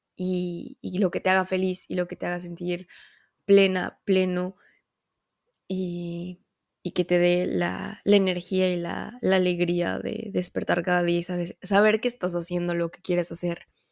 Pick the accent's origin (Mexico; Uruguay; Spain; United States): Mexico; moved away; yo soy mexicana